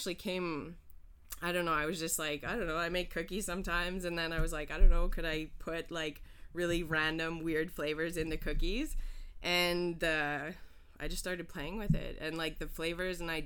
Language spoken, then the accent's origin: English; Calgary, Alberta, Canada; moved away as an adult; also born or lived in Havana, Cuba; now in Montreal, Canada; I'm originally from Calgary, Alberta